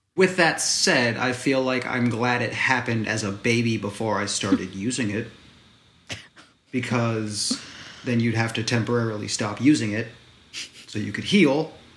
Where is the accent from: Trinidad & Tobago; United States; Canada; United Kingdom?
United States; I'm American